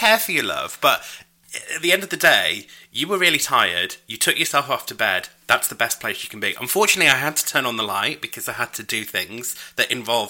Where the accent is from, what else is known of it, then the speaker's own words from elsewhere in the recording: United Kingdom; first language English; I'm British, and my first language is English.